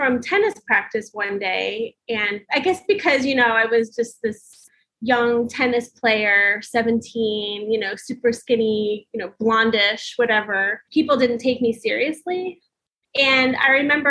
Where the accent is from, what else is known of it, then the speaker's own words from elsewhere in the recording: Long Beach Island, New Jersey, United States; I grew up on Long Beach Island